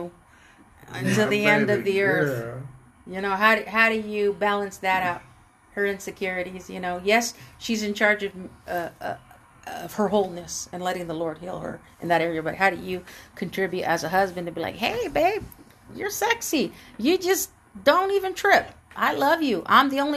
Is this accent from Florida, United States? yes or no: no; Oxnard, California, United States; I'm from Oxnard.